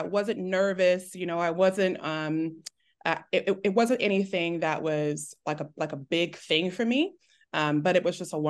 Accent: Texas, United States; also born or lived in Detroit, United States / Germany / North Carolina, United States; I was born in Detroit, moved to Germany right after I was born, moved to North Carolina. And then I call myself a Texas native because

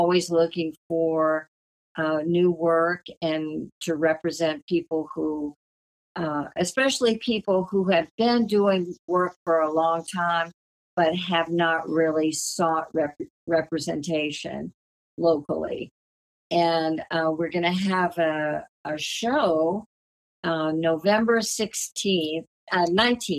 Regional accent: Cleveland, Ohio, United States; moved away; also born or lived in Southwest Virginia / New Orleans / Taos, New Mexico; I was born in Southwest Virginia. I was reared in Cleveland, Ohio

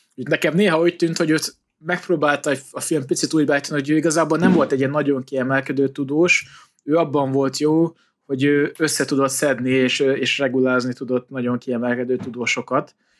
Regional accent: Hungary

